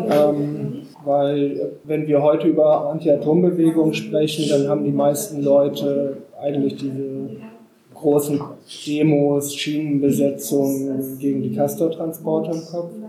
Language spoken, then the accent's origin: German; Lower Saxony, Germany; äh, ich komme aus dem Landland.